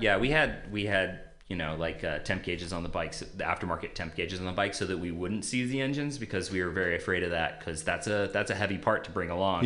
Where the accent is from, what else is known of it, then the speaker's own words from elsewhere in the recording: Modesto, California, United States; I grew up in uh, Modesto, California